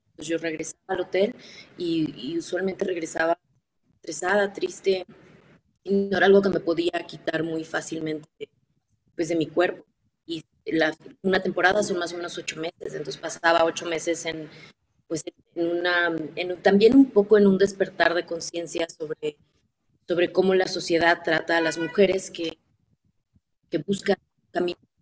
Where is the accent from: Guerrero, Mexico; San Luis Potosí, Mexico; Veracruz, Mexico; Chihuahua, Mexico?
Chihuahua, Mexico; Ciudad Juárez; Yo crecí en Juárez